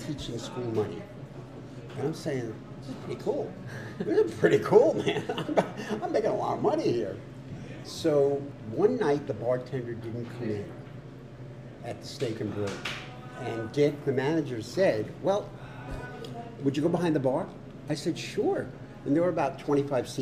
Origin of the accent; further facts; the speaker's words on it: Rockville Centre, New York, United States; moved away; I was born in Rockville Center, Oceanside, Long Island, which is a town about 25 miles outside of New York City, on the south shore of Long Island. And I was raised there